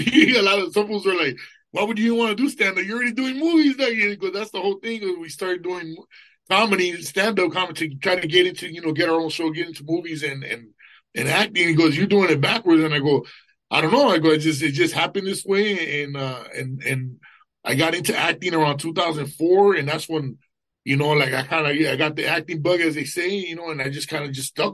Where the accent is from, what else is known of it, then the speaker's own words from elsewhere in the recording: Los Angeles, California, United States; East LA, Boyle Heights